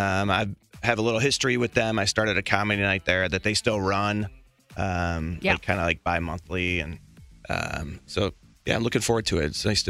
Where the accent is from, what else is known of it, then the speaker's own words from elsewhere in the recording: Chicago, Illinois, United States; Born and raised. Okay. In the on the South Side.